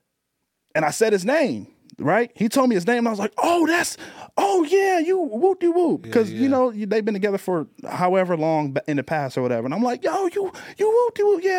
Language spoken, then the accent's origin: English; Long Beach, California, United States; We are from Long Beach, California